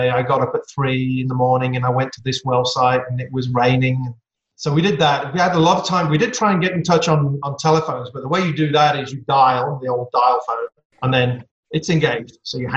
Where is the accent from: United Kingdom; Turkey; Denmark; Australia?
United Kingdom; Staffordshire, West Midlands; accent: English; now in Midland, United States; I'm English, as most people can tell from my accent. Grew up in a place called Staffordshire, right in the center of the UK.